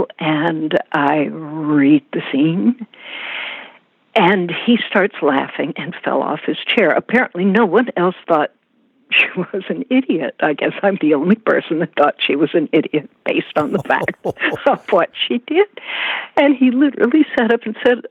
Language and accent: English; Charleston, South Carolina, United States; I grew up in Charleston, knowing all the plantations